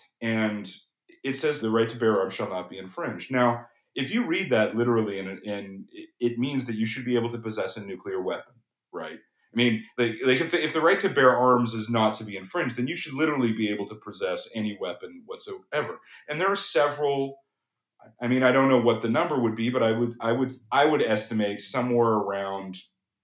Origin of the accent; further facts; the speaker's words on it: Canada; I'm from Canada